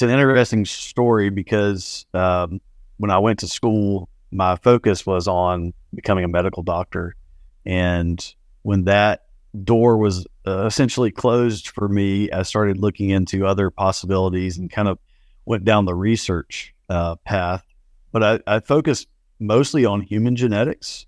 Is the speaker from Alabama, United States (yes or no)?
yes; South Alabama, United States; I grew up in South Alabama.